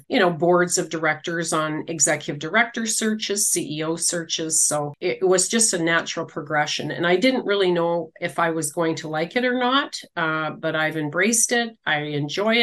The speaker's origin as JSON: {"language": "English", "town": "Regina", "region": "Saskatchewan", "country": "Canada", "tie": "born or raised there", "also_born_or_lived": "Manitoba / Winnipeg", "said": "raised in Regina in the inner city."}